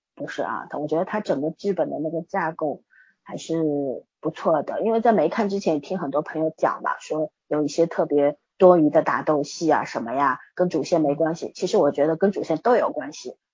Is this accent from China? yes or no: yes; China; 我们中国人